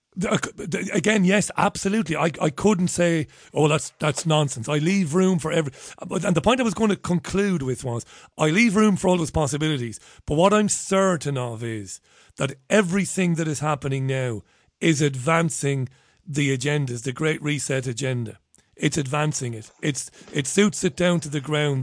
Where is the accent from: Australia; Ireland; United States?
Ireland; as an Irishman